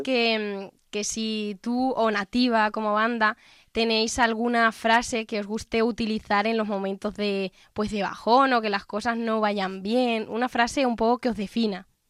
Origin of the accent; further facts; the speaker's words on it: near Albacete, Castilla-La Mancha, Spain; Albacete, que esto me voy yo un poco para mi tierra